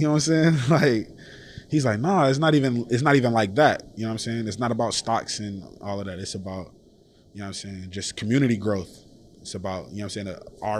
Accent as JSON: {"language": "English", "town": "Detroit", "region": "Michigan", "country": "United States", "moved": "yes", "lives_now": "Oklahoma, United States", "said": "I'm from Detroit, Michigan"}